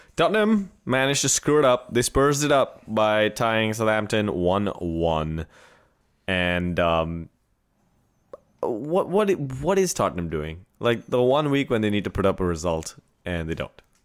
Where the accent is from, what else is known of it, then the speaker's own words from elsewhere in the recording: India; first language Marathi; English is a second language; moved away; in Marathi, my, my mother tongue, which I grew up